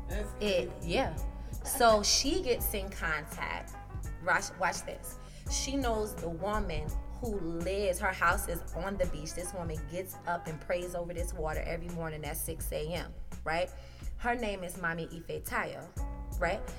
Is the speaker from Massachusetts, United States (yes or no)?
no; South Carolina, United States; You know, I'm from South Carolina.